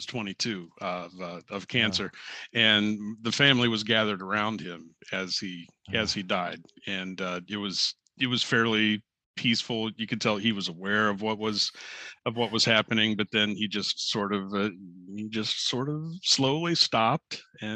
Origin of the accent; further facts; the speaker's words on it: Troy, Ohio, United States; Troy, Ohio is my hometown